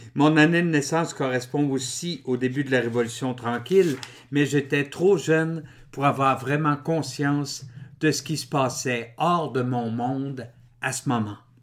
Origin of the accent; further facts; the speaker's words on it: Drummondville, Quebec, Canada; Je suis né en 1960 à Drummondville